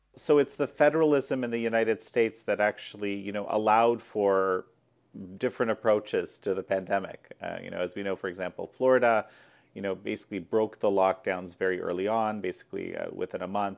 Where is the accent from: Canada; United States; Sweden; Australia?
Canada; my home country of Canada